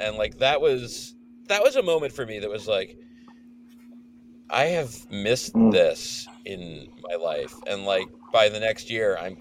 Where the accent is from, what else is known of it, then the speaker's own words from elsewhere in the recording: New York City, New York, United States; As a fellow New Yorker